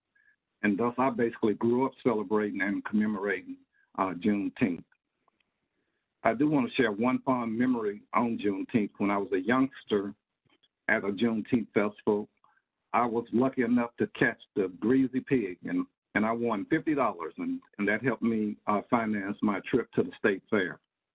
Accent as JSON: {"language": "English", "town": "Logansport", "region": "Louisiana", "country": "United States", "tie": "born or raised there", "moved": "yes", "said": "I'm a native of a small town in northwestern Louisiana near Shreveport called Logansport."}